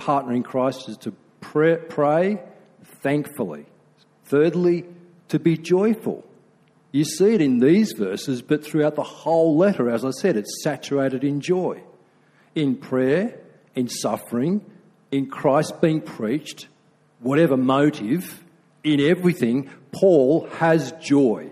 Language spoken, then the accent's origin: English; Australia; I'm being very Aussie